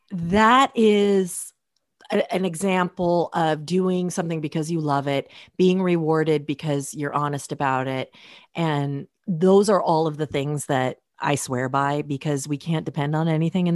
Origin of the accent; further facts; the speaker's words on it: Portland, United States; I grew up in Portland and was totally alternative.